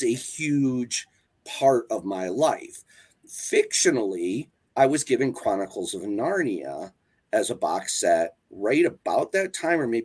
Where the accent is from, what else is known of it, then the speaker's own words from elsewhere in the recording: Wisconsin, United States; I grew up in Wisconsin